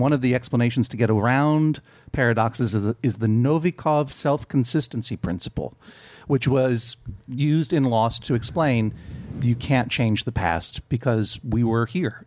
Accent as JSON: {"language": "English", "region": "New England", "country": "United States", "said": "I'm from New England"}